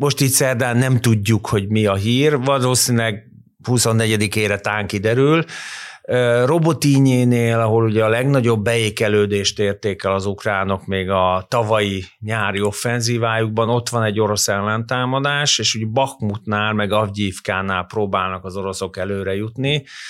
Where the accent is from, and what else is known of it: Hungary